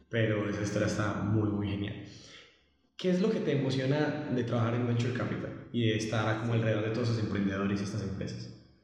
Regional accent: Colombia; yo soy de Colombia

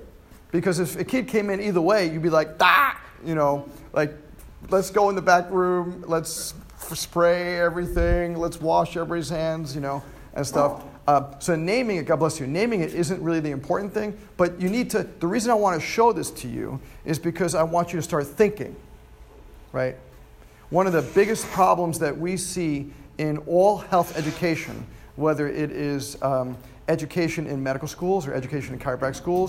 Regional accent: New York, United States; moved away; New York. I'm from New York. It's fifths disease. Yeah, I did. But I've been down here for almost 18 years, so I'm starting to lose that.

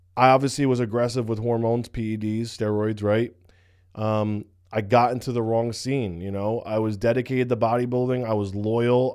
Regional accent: United States; I'm from New York, New Jersey

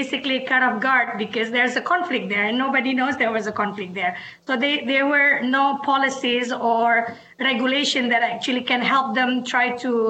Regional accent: Aceh, Indonesia; now in Washington, D.C., United States; I come from Aceh, where the tsunami, the Indian Ocean tsunami in 2004 hit. As an Acehese, I lived through the conflict

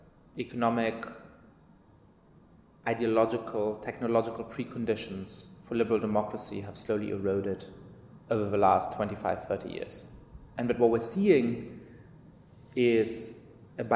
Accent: Germany; moved away as an adult; also born or lived in England / Italy / France; now in United States; I grew up in Germany.

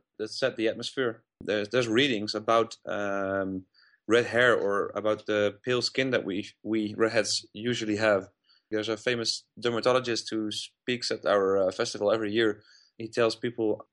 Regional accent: Uden, North Brabant, Netherlands; also born or lived in Breda; I grew up in a little town called Uden. I started studying in Breda when I was 16, and I still live here

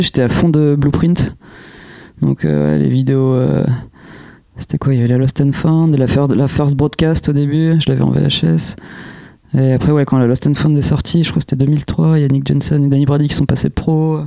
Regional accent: Jouy-en-Josas, Île-de-France, France; À jouer en Josas, dans les Yvelines. Donc c'est là d'où je viens.

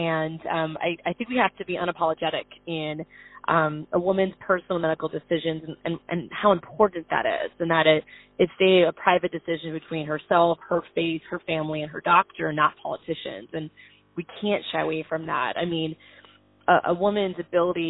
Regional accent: Orlando, Florida, United States; I grew up in Orlando, Florida

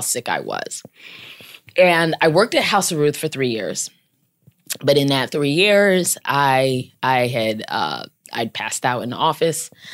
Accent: Maryland, United States; moved away as an adult; now in New York City, United States; I'm from Maryland, so my family's in Maryland, and I'm out here in New York City

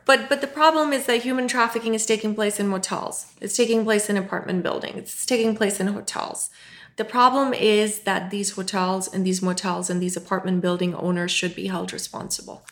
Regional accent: Pakistan; moved away; born in Pakistan, uh, raised Muslim

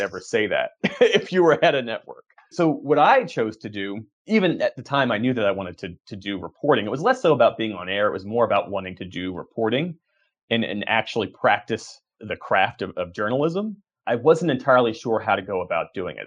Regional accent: Voorhees, New Jersey, United States; I grew up outside of Philadelphia, uh, in Sou-, South Jersey, Voorhees, New Jersey.

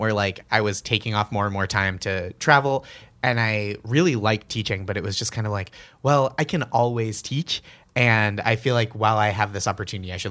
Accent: Boston, Massachusetts, United States; moved away as an adult; now in New York, United States; this place from my youth.

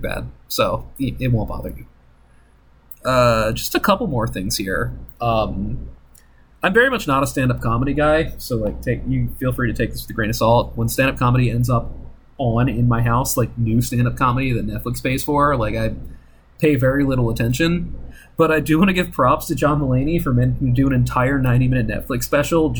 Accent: Maryland, United States; I come from the place where The Wire and Blair Witch happened

